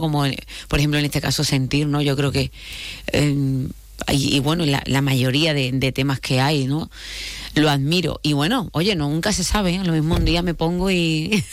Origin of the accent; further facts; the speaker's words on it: Málaga, Andalusia, Spain; soy de Málaga. Vengo de Málaga